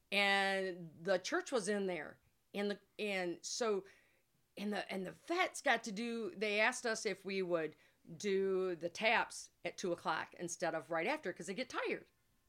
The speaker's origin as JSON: {"language": "English", "town": "Climax", "region": "Michigan", "country": "United States", "tie": "born or raised there"}